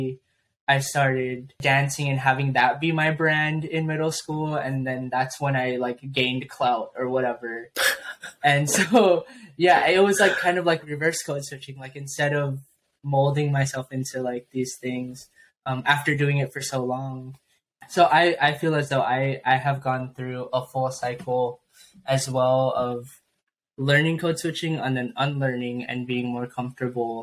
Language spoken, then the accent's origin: English; San Diego, California, United States; growing up in San Diego